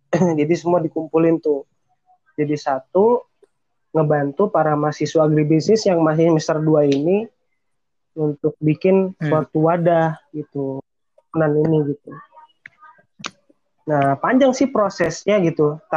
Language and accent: Indonesian; Depok, West Java, Indonesia; asli sebenarnya gue asli Depok gitu terus uh, ya anak biasa yang pengen kuliah di PTN negeri tiba-tiba dapet uh, jalannya ke Unsika